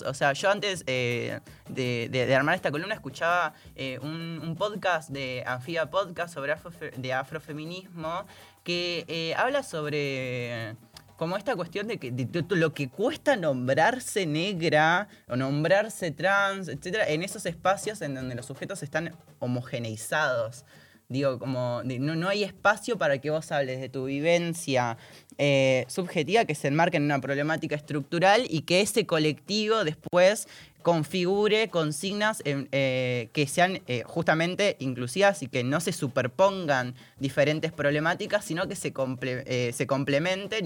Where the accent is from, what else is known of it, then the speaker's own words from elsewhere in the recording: Salta, Argentina; vengo de Salta y estoy acostumbrada a ver personas racializadas everywhere